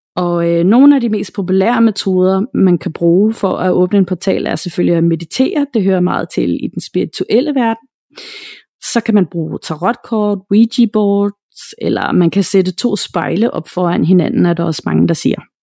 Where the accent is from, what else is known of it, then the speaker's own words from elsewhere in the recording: Denmark; her hjemme i Danmark